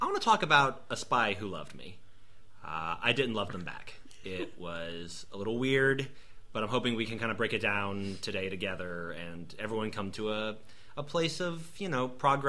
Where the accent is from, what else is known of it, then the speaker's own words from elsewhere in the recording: United Kingdom; And I'm the British end, Britain.